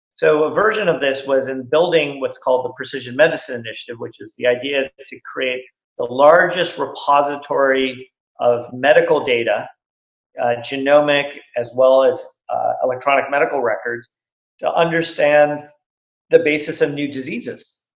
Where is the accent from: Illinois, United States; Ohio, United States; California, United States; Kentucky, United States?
California, United States; Silicon Valley; I grew up here in Silicon Valley